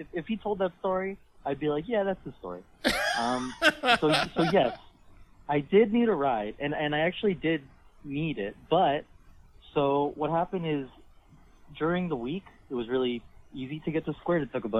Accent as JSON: {"language": "English", "town": "Pickering", "region": "Ontario", "country": "Canada", "said": "I mean, I'm from Pickering, so, like, I don't really know how to use a bus properly. I get it, but, like, I'm no Toronto person, you know?"}